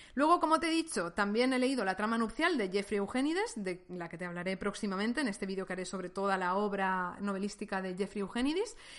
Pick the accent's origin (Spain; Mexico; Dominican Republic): Spain; Valencian Community; España, que es un país que conozco mejor porque he nacido y he crecido aquí